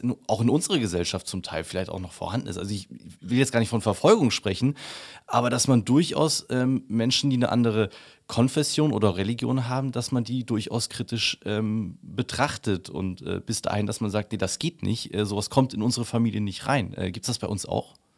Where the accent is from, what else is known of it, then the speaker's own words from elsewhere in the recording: Upper Bavaria, Germany; Ich bin in, äh, in Bayern aufgewachsen, habe dort mein Abitur gemacht ähm, und in Oberbayern